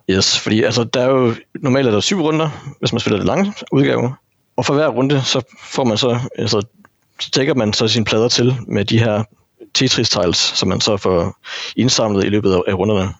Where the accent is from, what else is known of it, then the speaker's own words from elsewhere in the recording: North Jutland, North Denmark Region, Denmark; Jeg er en gammel nordjyde